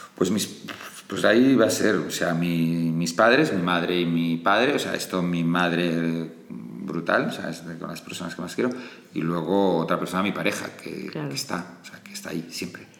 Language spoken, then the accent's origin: Spanish; Barcelona, Catalonia, Spain; moved away as an adult; also born or lived in Castellfollit de Riubregós; now in Madrid, Spain; me crié en Barcelona, pero soy de Castellfollit de Riubregós